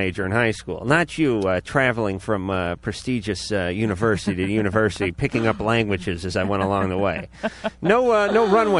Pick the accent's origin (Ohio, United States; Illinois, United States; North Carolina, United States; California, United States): California, United States; Los Angeles; I was brought up in North Hollywood in the 70s.